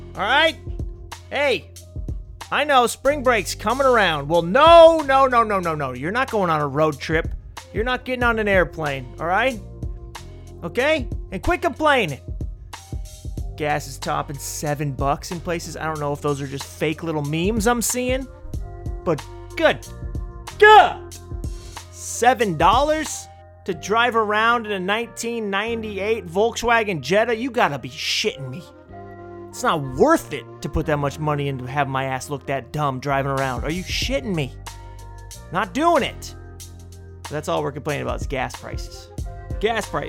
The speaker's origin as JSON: {"language": "English", "town": "Portland", "region": "Oregon", "country": "United States", "tie": "born or raised there", "said": "my hometown of Portland, Oregon"}